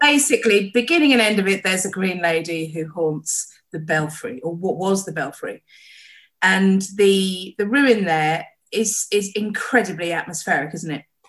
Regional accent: Costessey, East of England, United Kingdom; I grew up in Old Cossey from when I was eight weeks old until I was 18

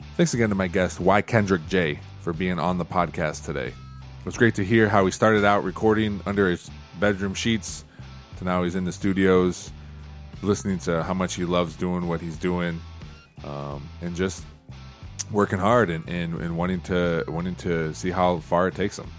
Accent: Toledo, Ohio, United States; I grew up in Toledo.

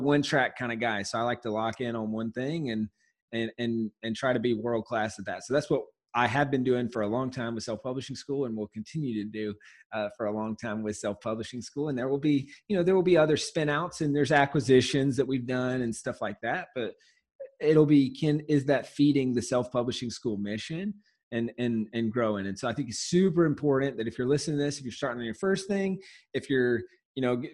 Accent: Walhalla, South Carolina, United States; also born or lived in San Diego; now in Los Angeles, United States; I'm originally from Walhalla, South Carolina. It's a small town in the middle of nowhere

